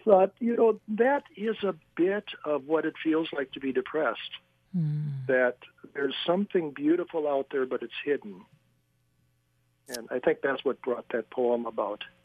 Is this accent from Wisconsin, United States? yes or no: yes; La Crosse, Wisconsin, United States; I was raised in La Crosse, Wisconsin